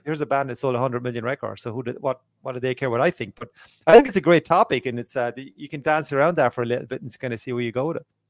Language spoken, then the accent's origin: English; Ireland; I am Irish